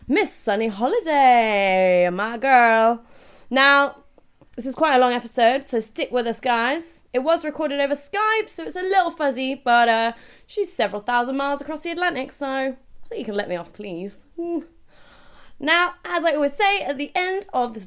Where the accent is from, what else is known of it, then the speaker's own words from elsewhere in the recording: United Kingdom; I'm British